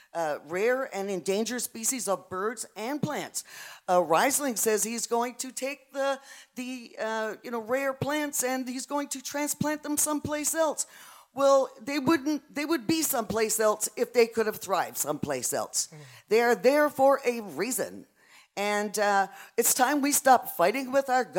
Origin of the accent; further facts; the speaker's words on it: Port-au-Port Peninsula, Newfoundland and Labrador, Canada; I am personally, and a lot of people on the peninsula are as well, I am English.